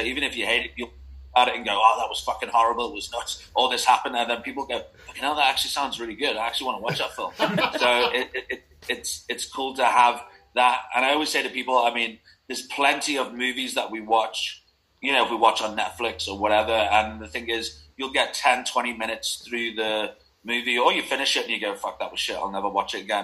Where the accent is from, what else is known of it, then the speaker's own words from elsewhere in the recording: Liverpool, North West England, United Kingdom; moved away; also born or lived in Manchester; I grew up in Liverpool